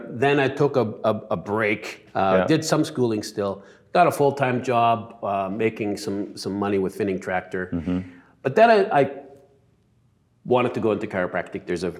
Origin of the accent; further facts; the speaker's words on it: Vancouver, British Columbia, Canada; You know, I grew up in Vancouver, South Vancouver, mm-hmm. and I had a mom and a dad. They're both immigrants from immigrant families.